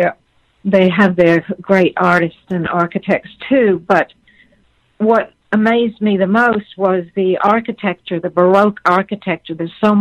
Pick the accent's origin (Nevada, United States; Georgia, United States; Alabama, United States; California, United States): Georgia, United States; I grew up in Georgia where it's hot